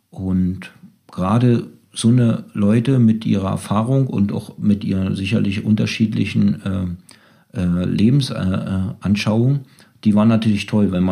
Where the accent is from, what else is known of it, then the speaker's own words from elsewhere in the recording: Germany; wir, wir sind aus der DDR gekommen